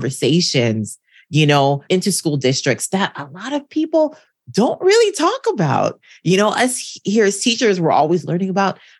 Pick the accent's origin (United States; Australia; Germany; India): United States; Hawaii; also born or lived in Portland, Oregon; now in Los Angeles, United States; I was born and raised in Hawaii.